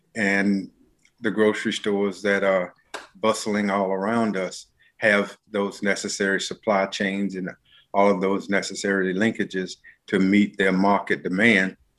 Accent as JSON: {"language": "English", "town": "Charlotte", "region": "North Carolina", "country": "United States", "tie": "born or raised there", "said": "I am a native Charlottean, born and reared"}